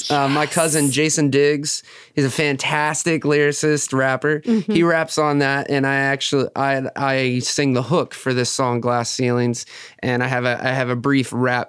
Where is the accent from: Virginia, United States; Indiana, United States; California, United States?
Virginia, United States; Blacksburg; now in Roanoke, United States; I'm originally from Blacksburg.